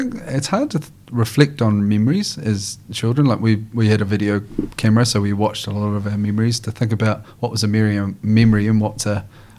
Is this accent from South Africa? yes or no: no; Christchurch, Canterbury, New Zealand; also born or lived in Invercargill, New Zealand; So Christchurch is really my home.